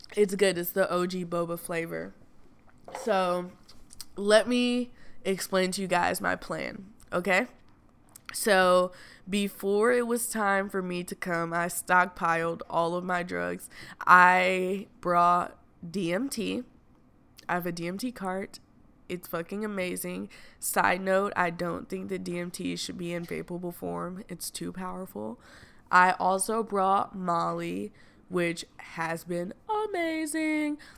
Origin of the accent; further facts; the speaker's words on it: the South, United States; I'm from the South